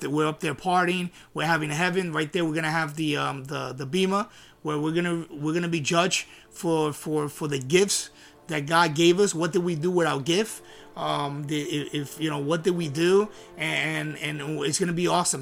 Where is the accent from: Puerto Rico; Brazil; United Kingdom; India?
Puerto Rico; I'm from Puerto Rico. I'm Puerto Rico